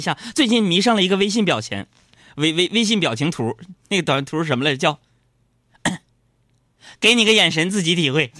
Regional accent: Northeast China, China; accent: Northeastern Mandarin; 用我们东北话

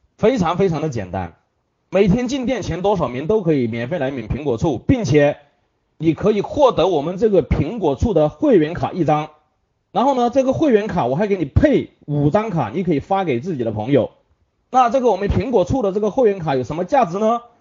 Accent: Hunan, China; 这是我们湖南人的最爱

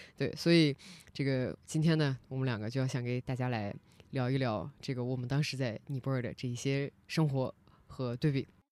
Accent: China; also born or lived in Nepal; 我们是来自中国

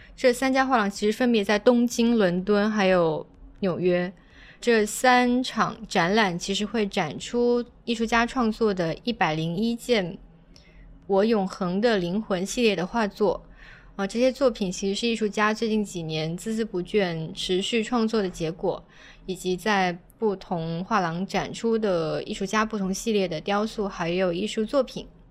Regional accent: Guangdong, China; 作为一个潮汕人的话，我其实看到嗯哼。香火啊，是会觉得很亲切

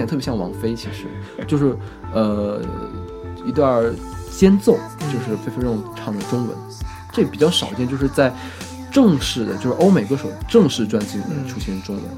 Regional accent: China; 我是中国人

